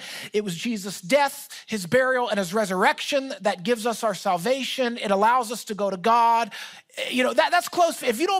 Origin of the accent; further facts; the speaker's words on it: Philadelphia, Pennsylvania, United States; also born or lived in Orlando, Florida; my family, we are from Philadelphia. We got sent to Orlando, Florida to start a portion of my mom's business.